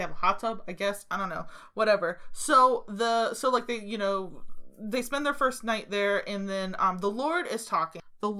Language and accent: English; United States; I'm American.